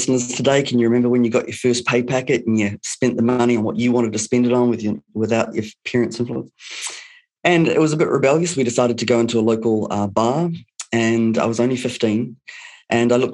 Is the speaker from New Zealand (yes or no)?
yes; New Zealand; also born or lived in Canada; I was brought up in New Zealand, one of the most amazing places on the planet